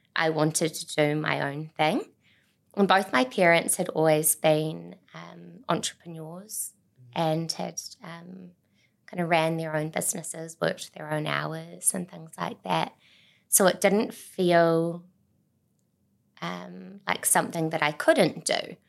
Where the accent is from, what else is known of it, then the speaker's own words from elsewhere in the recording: Auckland, New Zealand; moved away as an adult; also born or lived in Tauranga; I grew up on the North Shore in Auckland